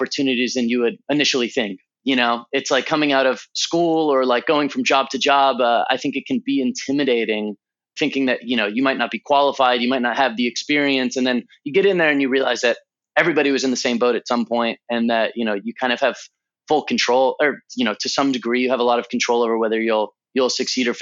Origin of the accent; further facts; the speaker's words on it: Southern California, United States; also born or lived in Santa Cruz, California / Los Angeles, California; I was born in Southern California. I've spent most of my life on the West Coast.